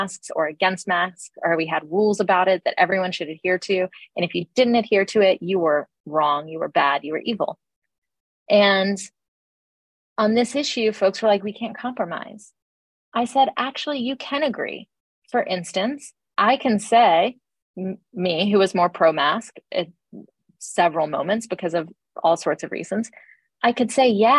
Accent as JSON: {"language": "English", "town": "Atlanta", "region": "Georgia", "country": "United States", "tie": "born or raised there", "said": "I grew up in Atlanta in the South in the 80s and 90s, very much a black and white town"}